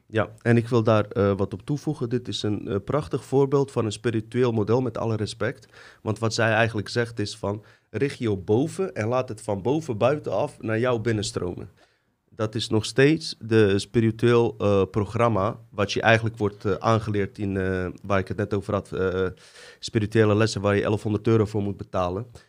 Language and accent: Dutch; Bosnia & Herzegovina; ik kom uit Bosnië.